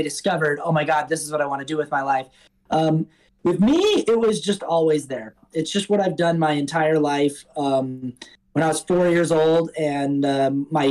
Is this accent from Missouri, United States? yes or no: no; Salt Lake City, Utah, United States; moved away as an adult; also born or lived in New York; now in Los Angeles, United States; I grew up in Salt Lake City, Utah